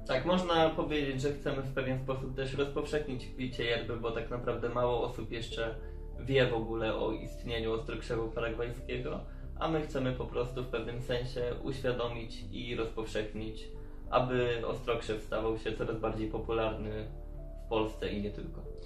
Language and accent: Polish; Tomaszów, Poland; moved away as an adult; now in Lublin, Poland; pochodzę ogólnie z Tomaszowa